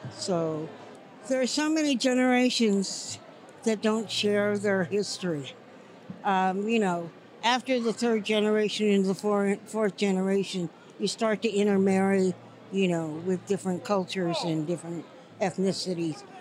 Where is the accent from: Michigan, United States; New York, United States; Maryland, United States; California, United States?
California, United States; Vallejo; I was born in Vallejo in 1943 my grandmother was the first Filipina on Mare Island in 1921